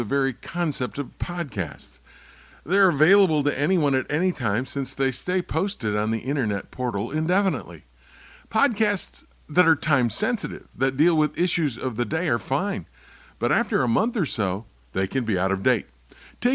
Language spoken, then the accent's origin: English; East Lansing, Michigan, United States; I was raised in East Lansing